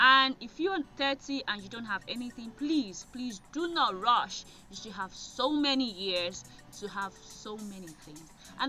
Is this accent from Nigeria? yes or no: yes; Nigeria; I am a Nigerian lady